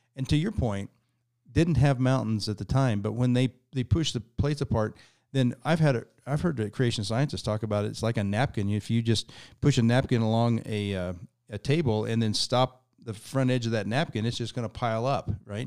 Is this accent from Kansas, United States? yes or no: yes; Kansas, United States; I grew up in Kansas, which is about as far from the ocean as you can get.